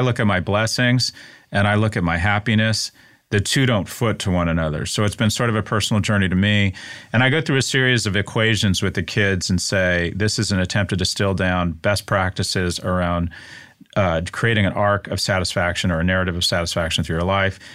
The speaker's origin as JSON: {"language": "English", "country": "United States", "said": "as American males in the U S"}